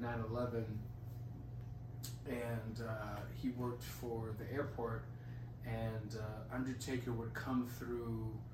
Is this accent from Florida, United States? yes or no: yes; Florida, United States; we're from Florida.